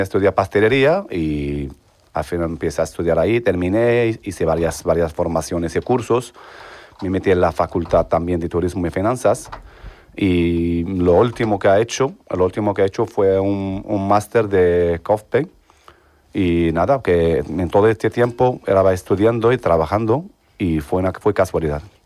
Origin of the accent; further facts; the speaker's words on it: El Jadida, Casablanca-Settat, Morocco; Spanish is a second language; moved away as an adult; now in Seville, Spain; Vengo de Marruecos, exactamente de El Jadida